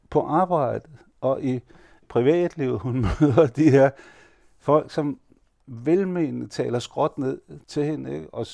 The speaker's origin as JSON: {"language": "Danish", "country": "Denmark", "tie": "born or raised there", "said": "Han vidste, at jeg var født og opvokset i Danmark, og jeg hele liv igennem har været dansk direktørjob, og jeg er gift med en dansker."}